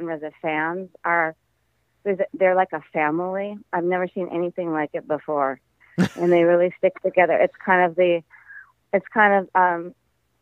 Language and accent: English; Midwest, United States; I grew up in the Midwest